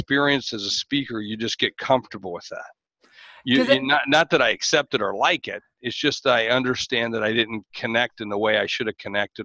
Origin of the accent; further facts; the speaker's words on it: United States; I'm American